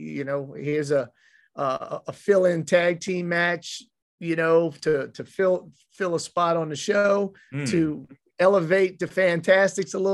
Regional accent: Mid-South, United States; growing up in Mid-South territory

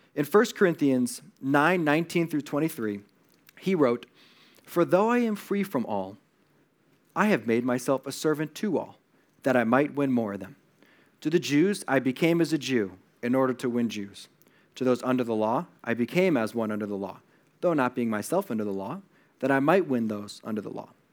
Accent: Connecticut, United States; now in Los Angeles, United States; I'm, I'm from Connecticut

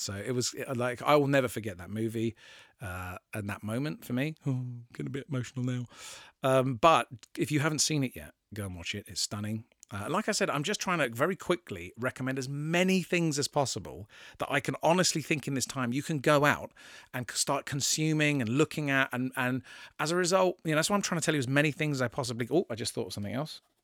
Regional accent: England, United Kingdom; I'm English and I live in England

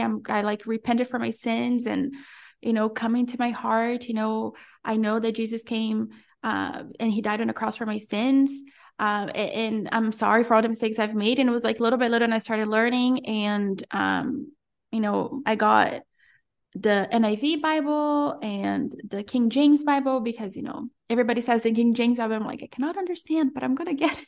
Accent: Brazil; also born or lived in Florida; now in Central America; I was born and raised in Brazil

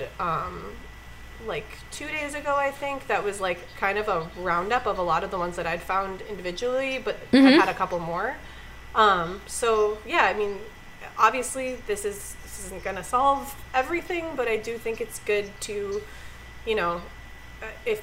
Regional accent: Minneapolis, Minnesota, United States; moved away; I'm originally from the Twin Cities

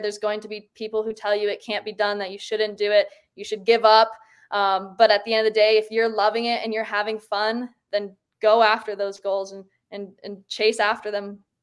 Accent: Michigan, United States; now in Park City, United States; growing up in Michigan

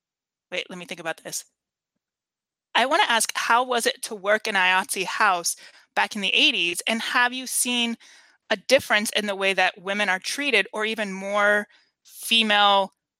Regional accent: California, United States; how we were raised in California

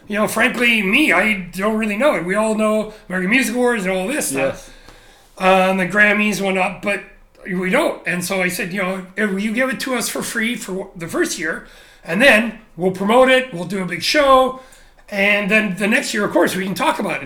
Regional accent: Canada; moved away as an adult; also born or lived in Japan; now in Shanghai, China; growing up in Canada

